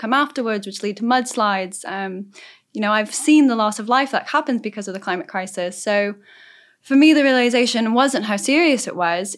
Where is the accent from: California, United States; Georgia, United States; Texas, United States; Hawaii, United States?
California, United States; Southern; I'm from Southern California, so I've grown up in the middle of the climate crisis